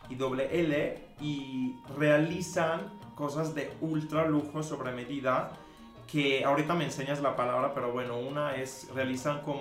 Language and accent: Spanish; Mexico; O sea, soy mexicano, ya. No, bro. Estudié en la Universidad de las Américas Puebla